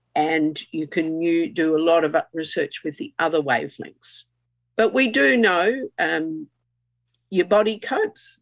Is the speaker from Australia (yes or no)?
yes; Queensland, Australia; I'm a Queenslander